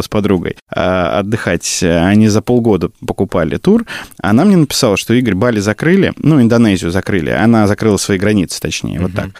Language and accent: Russian; Kursk region village, Kursk Oblast, Russia; moved away as an adult; also born or lived in Bryansk; now in Moscow, Russia; я приехал, я щегол, да, из Брянска, там, в Курске, в деревне прожил э, все свое детство